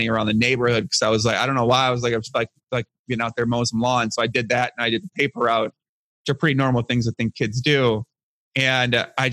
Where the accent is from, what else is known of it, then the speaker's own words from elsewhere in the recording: outside of Chicago, Illinois, United States; I grew up outside of Chicago, about 45 minutes south of Chicago